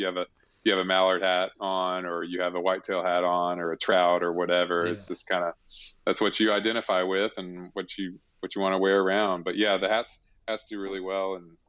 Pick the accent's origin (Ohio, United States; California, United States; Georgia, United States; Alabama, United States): Alabama, United States; And I grew up in Alabama. And so my dad didn't really hunt much.